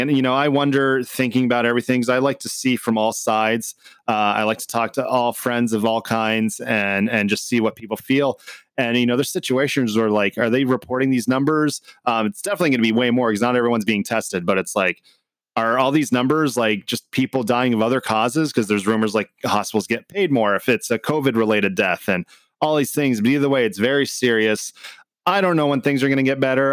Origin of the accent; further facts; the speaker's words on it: Canada; also born or lived in Lebanon; now in United States; I was born in Canada. I am a U S citizen now